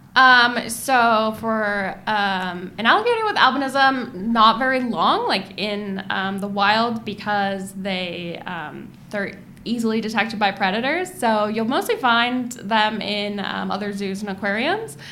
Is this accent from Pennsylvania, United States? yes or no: no; Monterey, California, United States; I grew up sort of in the Monterey uh, area